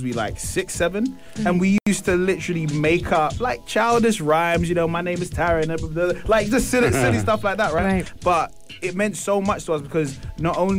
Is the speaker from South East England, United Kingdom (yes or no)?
no; London, United Kingdom; I'm from an area called Tottenham in London.